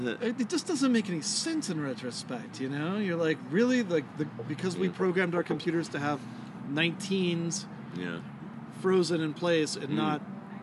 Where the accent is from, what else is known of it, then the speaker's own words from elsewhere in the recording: Seabrook, Texas, United States; now in Albuquerque, United States; I grew up in Houston, or outside of Houston, a little town called Seabrook